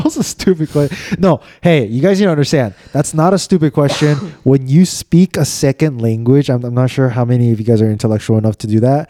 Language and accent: English; United States; I was still born and raised here